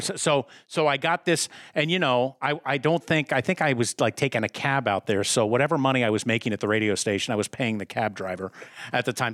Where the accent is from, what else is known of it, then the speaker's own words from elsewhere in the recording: outside of Philadelphia, Pennsylvania, United States; I grew up outside of Philadelphia